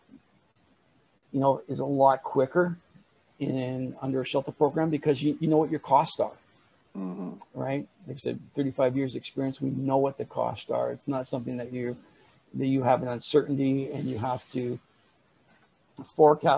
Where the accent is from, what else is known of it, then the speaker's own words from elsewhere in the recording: Canada; I'm Canadian. I live here in Canada